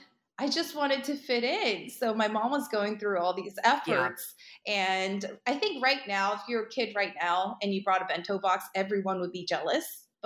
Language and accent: English; Boston, Massachusetts, United States; also born or lived in Chicago; And then frosted with buttercream because I grew up in Boston and Chicago as well.